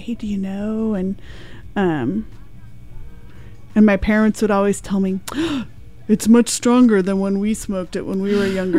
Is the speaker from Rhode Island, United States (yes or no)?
no; San Rafael, California, United States; now in Oregon, United States; So I grew up in California and went to high school down there in San Rafael.